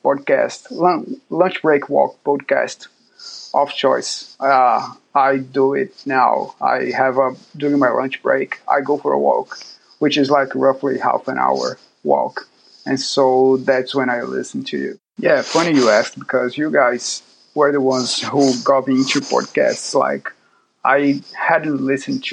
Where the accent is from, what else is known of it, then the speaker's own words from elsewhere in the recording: Salvador, Bahia, Brazil; now in Auckland, New Zealand; I'm from Brazil, from a city called Salvador, but now I'm living in Oakland